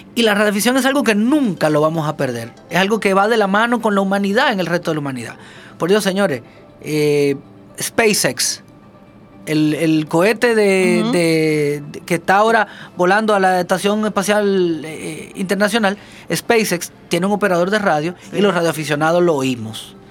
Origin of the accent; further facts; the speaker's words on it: Santiago de los Caballeros, Santiago, Dominican Republic; Yo soy santiaguero y yo vengo a Santo Domingo